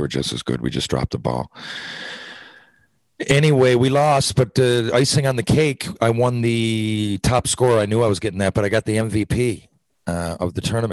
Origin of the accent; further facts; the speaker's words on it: Mount Pearl, Newfoundland and Labrador, Canada; I grew up in Mount Pearl